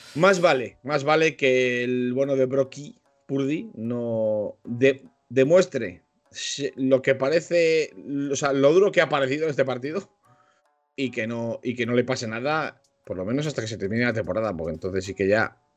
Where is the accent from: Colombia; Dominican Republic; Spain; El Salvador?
Spain; Yo, como buen español y mucho español